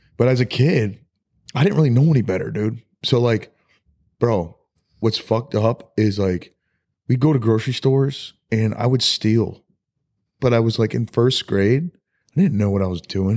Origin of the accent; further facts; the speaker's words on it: Rochester, New York, United States; we grew up in Rochester, which was, you know, Rochester, New York